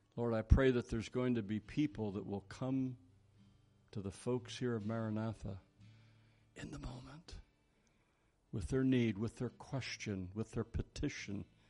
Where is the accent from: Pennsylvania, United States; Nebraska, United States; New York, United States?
Pennsylvania, United States; Philadelphia; I was born in Philadelphia.